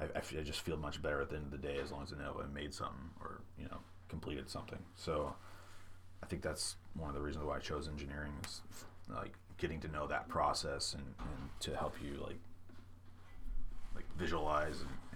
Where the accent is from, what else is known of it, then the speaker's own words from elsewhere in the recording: Midwest, United States; now in San Diego, United States; growing up in the Midwest, like every news station would have their own their take on what kind of weather service they provided